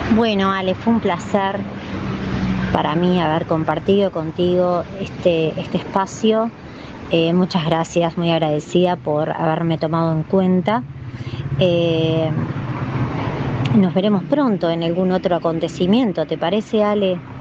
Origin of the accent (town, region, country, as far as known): Uruguay